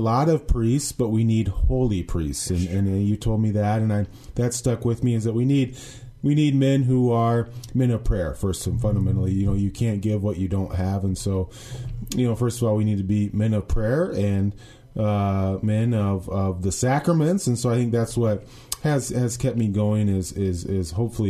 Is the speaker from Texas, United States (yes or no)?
no; Indianola, Iowa, United States; my pastor growing up in Indianola